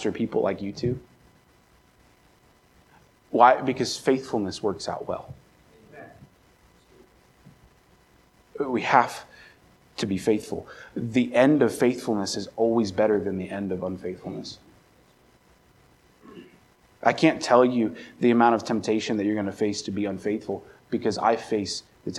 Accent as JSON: {"language": "English", "region": "Maryland", "country": "United States", "tie": "born or raised there", "also_born_or_lived": "California", "moved": "as an adult", "said": "I moved from Maryland to California"}